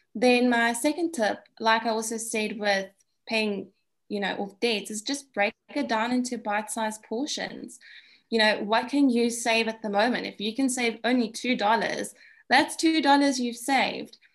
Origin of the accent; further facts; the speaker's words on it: South Africa; being South African